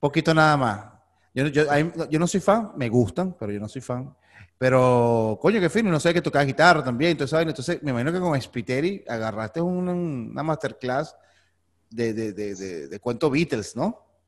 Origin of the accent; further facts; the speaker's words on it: San Antonio de los Altos, Miranda, Venezuela; moved away as an adult; now in Miami, United States; yo soy de Antonio los Altos, que eso es puro, puro montaña y viento